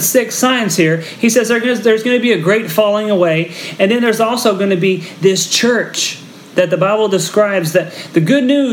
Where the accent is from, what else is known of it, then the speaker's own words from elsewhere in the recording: Texas, United States; now in Philippines; I'm from Texas, and so I grew up in the middle of wheat country